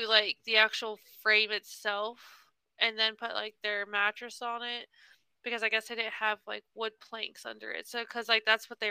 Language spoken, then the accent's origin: English; Texas, United States; I'm literally from Texas